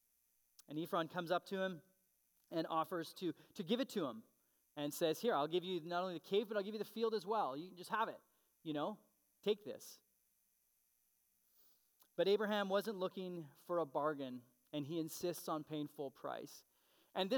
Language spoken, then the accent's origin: English; Canada; being a Canadian citizen.